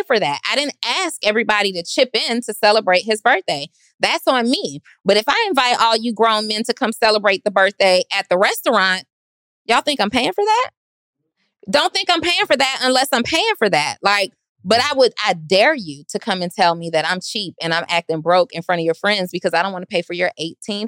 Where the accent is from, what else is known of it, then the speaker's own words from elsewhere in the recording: Atlanta, Georgia, United States; I'm from Atlanta.